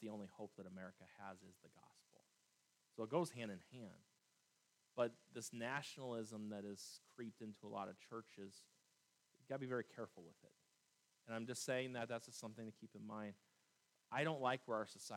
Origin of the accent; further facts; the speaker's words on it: United States; I am an American through and through, and I love this country